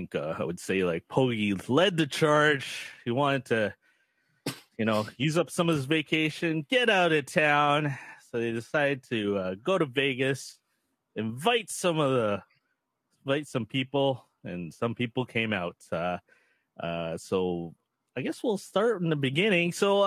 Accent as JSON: {"language": "English", "country": "Canada", "said": "everyone really knows that we're from Canada."}